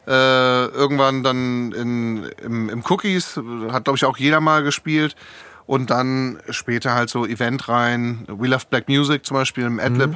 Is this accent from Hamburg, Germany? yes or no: yes; Hamburg, Germany; moved away as an adult; also born or lived in Essen / California; now in Frankfurt, Germany; ich bin äh, geboren in einer Stadt, zu der ich eigentlich gar keinen Bezug habe, in Essen. Mhm. Äh, das sind meine Eltern dann aber weggezogen, bevor ich angefangen habe, Erinnerungen zu machen, die äh, hängen bleiben. Und dann bin ich in Hamburg aufgewachsen